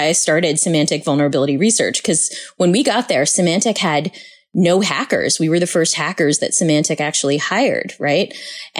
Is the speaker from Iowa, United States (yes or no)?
no; Boston, Massachusetts, United States; I grew up with in Boston